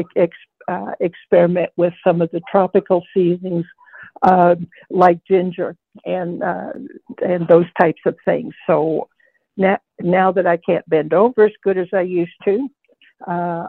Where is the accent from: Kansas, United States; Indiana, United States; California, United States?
Kansas, United States; also born or lived in Arkansas; now in Idaho, United States; I grew up in Kansas, and we had this beautiful river bottom loam to garden